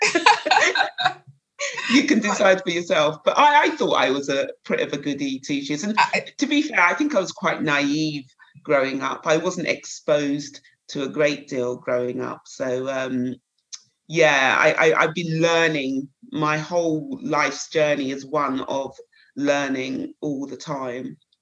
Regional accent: Croydon, London, United Kingdom; I was brought up in Croydon, a little place just outside the town, outside London, local Croydon. Um, so I was born and bred there

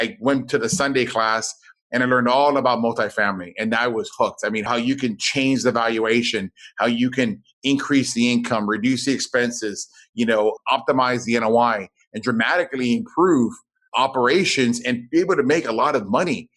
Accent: South Texas, United States; I grew up down in South Texas.

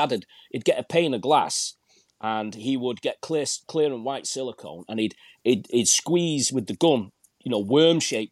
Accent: Manchester, North West England, United Kingdom; I grew up in Manchester

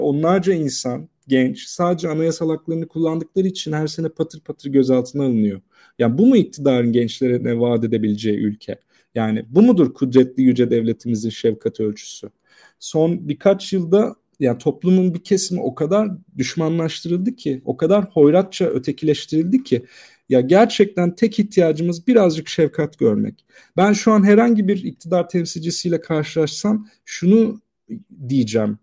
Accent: Turkey; bu ülkenin yurttaşlarıyız. Yani burada doğduk, ailelerimiz burada

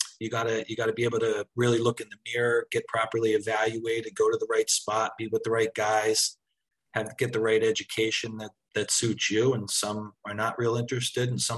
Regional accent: New Jersey, United States; growing up in South Jersey, we're Penn State fans

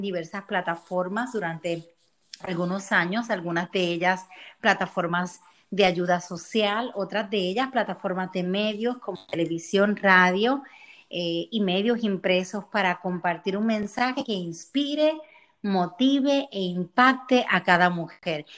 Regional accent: Puerto Rico; moved away as an adult; now in Florida, United States; Llevo unos 10 años viviendo en el estado de la Florida, soy de Puerto Rico

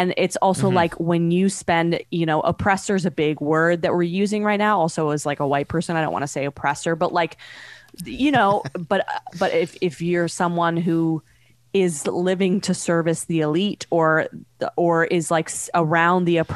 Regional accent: Canada; moved away as an adult; now in New York City, United States; I grew up in Canada

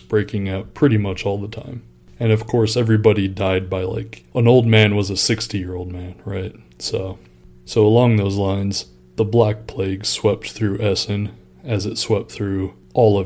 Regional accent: United States; I'm an American

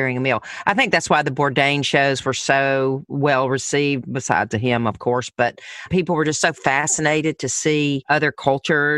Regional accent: the South, United States; I'm from the South

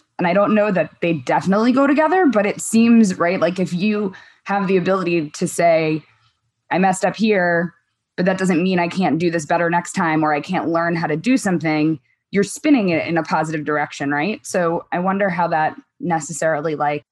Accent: New York, United States; moved away as an adult; now in San Francisco, United States; being a New Yorker

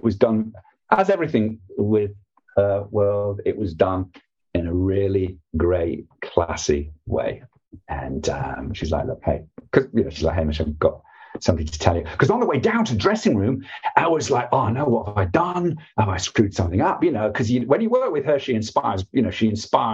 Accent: United Kingdom; as a Brit

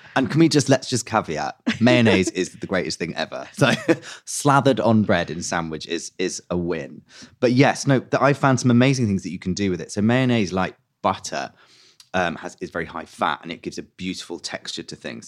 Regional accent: London, United Kingdom; I grew up in West London

